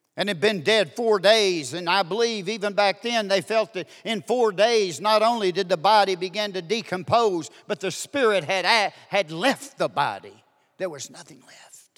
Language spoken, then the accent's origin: English; Duncan, Oklahoma, United States; I'm from Duncan, Oklahoma